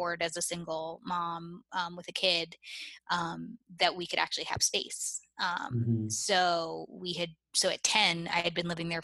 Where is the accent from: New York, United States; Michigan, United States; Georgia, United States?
New York, United States; New York City; also born or lived in Connecticut / Oakland, California; I'm a born and raised New York City kid, and lived here the majority of my life